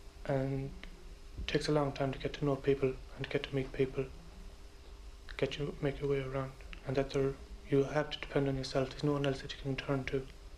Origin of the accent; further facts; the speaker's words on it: Inniscrone, Connacht, Ireland; moved away as an adult; now in London, United Kingdom; aged 21. I'm from Inniscrown, County Sligo, and I work as a technical clerk with a petrochemical firm in Paddington.